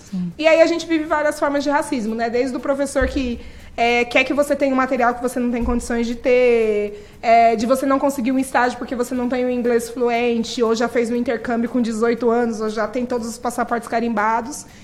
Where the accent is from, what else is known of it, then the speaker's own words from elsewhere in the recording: São Paulo, Brazil; Eu moro há 38 anos no mesmo lugar, eu gosto muito de contar isso, e eu gosto muito de onde eu moro, eu moro na periferia de São Paulo